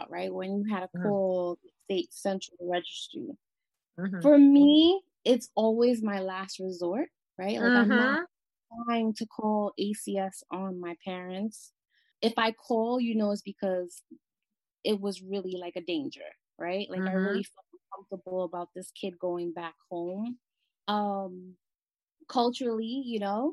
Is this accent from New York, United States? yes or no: yes; New York City, New York, United States; also born or lived in Caribbean; I'm from the Bronx. I still reside in the Bronx. I'm from the Caribbean